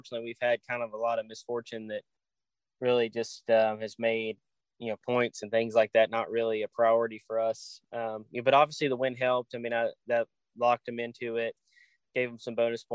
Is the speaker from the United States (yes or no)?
yes; Nashville, Tennessee, United States; I'm from the Nashville area